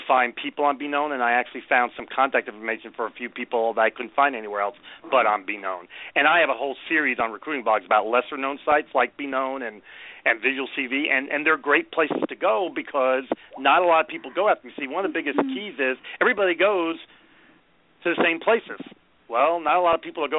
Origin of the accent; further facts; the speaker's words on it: New York, United States; I spent most of my life in New York